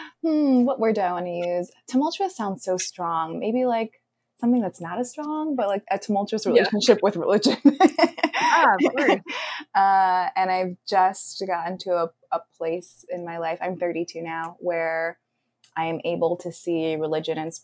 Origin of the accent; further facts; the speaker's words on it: Los Angeles, California, United States; now in New York City, United States; I'm originally from the Los Angeles area in California, and I live in New York City now